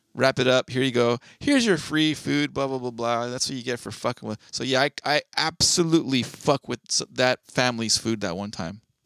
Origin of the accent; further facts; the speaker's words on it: California, United States; being a Californian